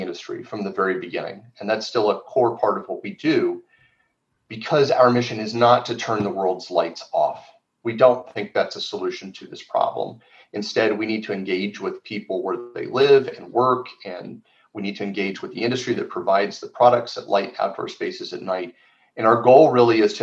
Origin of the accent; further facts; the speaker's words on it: Phoenix, Arizona, United States; moved away as an adult; now in Tucson, United States; I grew up in Phoenix, and I was born in Arizona